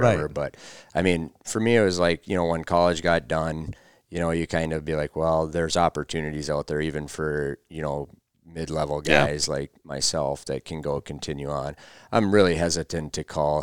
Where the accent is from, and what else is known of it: Minnesota, United States; born or raised there